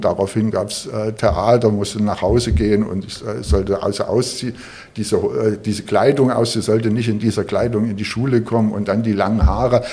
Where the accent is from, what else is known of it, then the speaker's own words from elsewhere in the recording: Großenhain, Saxony, Germany; now in Berlin, Germany; bin ich in Sachsen aufgewachsen, ein, in einer Kleinstadt in Sachsen, in Großenhain